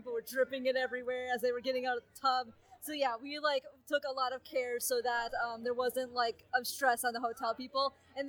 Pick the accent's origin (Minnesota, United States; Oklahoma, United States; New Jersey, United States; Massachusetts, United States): Minnesota, United States; Well, it's like we're from the Midwest. There is this like prevailing culture of corn, I guess. And I mean, being from Minnesota, there's no way to avoid corn on the way here even.